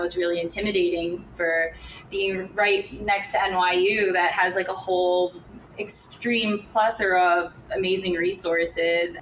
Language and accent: English; Long Island, New York, United States; I'm from Long Island